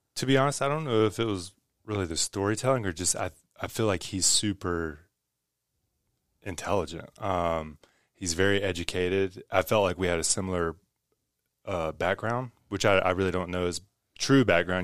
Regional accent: West Virginia, United States; I grew up in West Virginia, where no one values art.

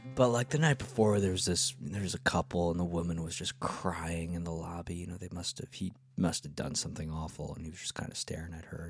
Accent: Rockland County, New York, United States; We're here from this little tiny county in the suburbs of New York State

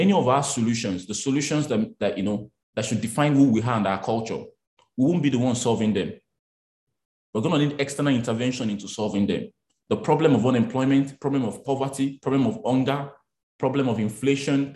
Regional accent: Abeokuta, Ogun State, Nigeria; I grew up in Abeokuta, in Kuto. So I was grew up in the market

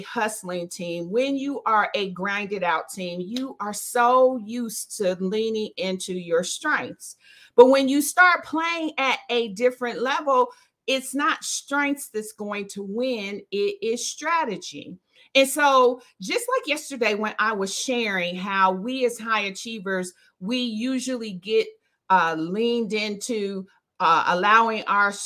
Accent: Dayton, Ohio, United States; now in Charlotte, United States; I am originally from Dayton, Ohio.

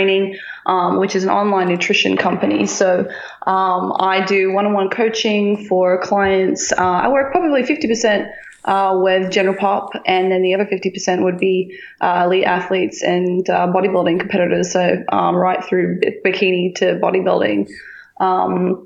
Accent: Tasmania, Australia; moved away; my hometown in Tassie

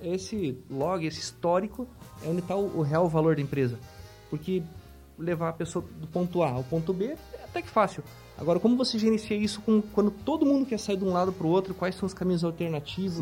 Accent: Francisco Beltrão, Paraná, Brazil; moved away; Eu sou natural de Francisco Beltrão, do Paraná

